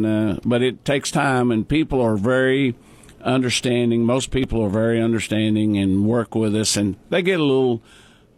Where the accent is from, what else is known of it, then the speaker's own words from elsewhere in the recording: Custer County, Oklahoma, United States; I wasn't born and raised in Custer County. I wasn't born in Custer County, right. But I was raised in Custer County. I moved here when I was six.